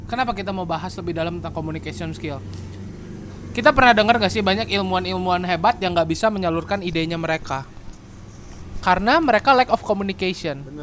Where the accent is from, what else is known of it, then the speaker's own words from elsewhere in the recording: Bandung, West Java, Indonesia; ya enggak sih sebenarnya kita juga berdua dari Bandung dan kita bangga sih sama Bandung